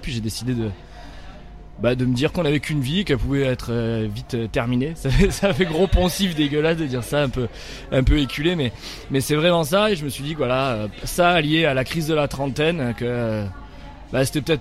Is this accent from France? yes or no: yes; Milhaud, Occitania, France; moi je suis un, petit gars de la banlieue de Nîmes. Voilà, je suis né à la j'ai grandi à Millau dans le Gard. C'est un petit, un petit village de banlieue